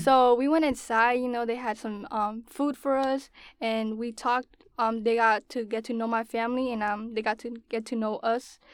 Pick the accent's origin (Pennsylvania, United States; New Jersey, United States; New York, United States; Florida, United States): Florida, United States; West Palm Beach; also born or lived in Bainbridge, Georgia; I was born in Georgia, and I was raised in Florida, West Palm Beach.